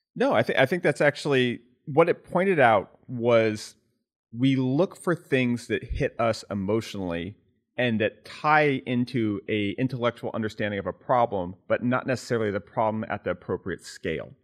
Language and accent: English; California, United States; growing up in California